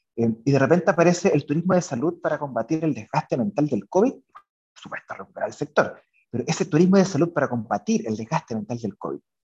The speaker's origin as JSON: {"language": "Spanish", "country": "Chile", "said": "somos dos chilenos y, y cuatro hispanohablantes"}